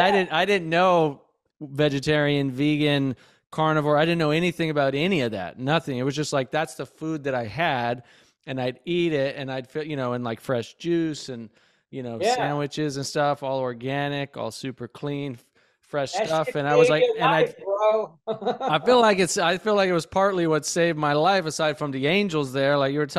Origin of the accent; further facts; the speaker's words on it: Bozeman, Montana, United States; growing up in Bozeman, Montana.